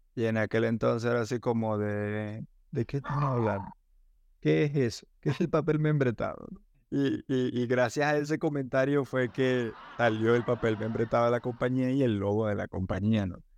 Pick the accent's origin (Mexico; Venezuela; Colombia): Venezuela; Maracaibo, Zulia; Maracaibo, mi ciudad natal